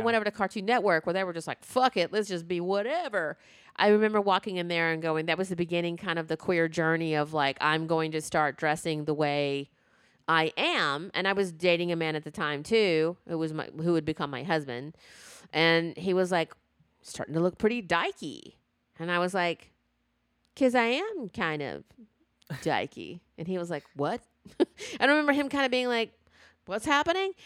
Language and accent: English; the South, United States; growing up in the South